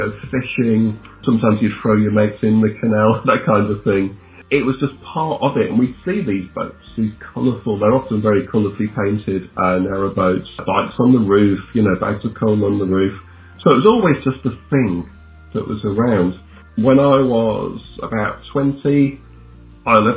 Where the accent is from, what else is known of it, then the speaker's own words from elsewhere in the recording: Manchester, North West England, United Kingdom; moved away as an adult; now in Bern, Switzerland; growing up in England in the 80s, 70s and 80s, as I grew up in Manchester, where there's absolutely loads of canals all around.